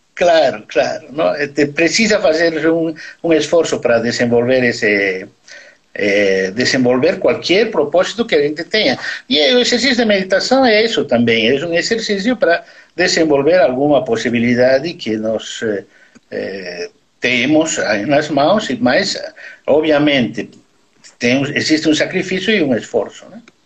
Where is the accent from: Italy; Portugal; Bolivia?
Bolivia; Portuguese is a second language; moved away as an adult; now in Brazil; eu nasci na Bolívia, sou brasileiro, mas eu nasci na Bolívia, sim